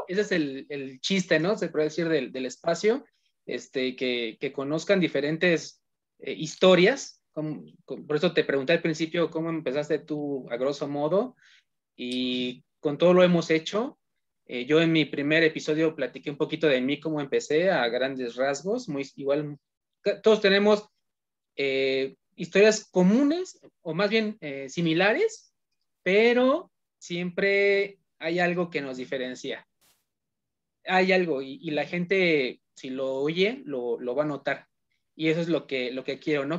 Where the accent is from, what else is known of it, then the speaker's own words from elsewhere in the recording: Hidalgo, Mexico; also born or lived in Tizayuca, Hidalgo; porque yo también soy de Hidalgo. Eh, oh, yo, estoy en, Tizayuca, Hidalgo.